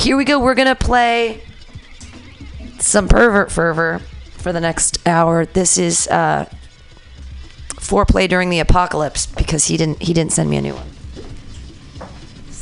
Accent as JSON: {"language": "English", "town": "Danville", "region": "California", "country": "United States", "tie": "born or raised there", "also_born_or_lived": "Livermore", "said": "I grew up in Danville"}